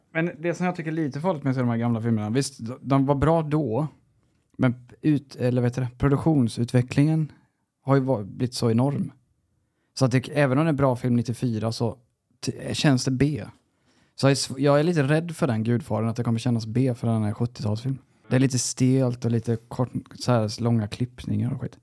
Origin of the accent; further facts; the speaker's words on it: Sweden; jag var svensk